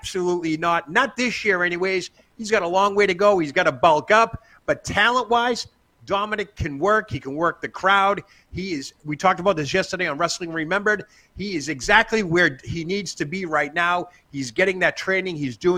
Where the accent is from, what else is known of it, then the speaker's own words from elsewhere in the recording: Boston, Massachusetts, United States; Well, I did go to broadcasting school, and I had learned how to get rid of my ahs because I'm from Boston.